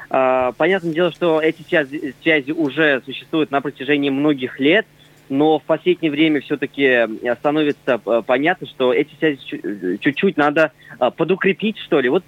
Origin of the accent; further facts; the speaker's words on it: Russia; Нет, знаете, мы вообще народ татары и знаете, это такой народ